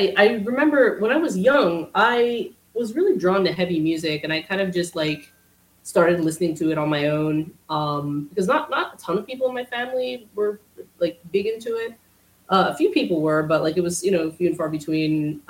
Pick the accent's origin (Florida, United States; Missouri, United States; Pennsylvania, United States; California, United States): Pennsylvania, United States; Tyrone; now in Pittsburgh, United States; I'm originally from Central PA, kind of like in between State College and Altoona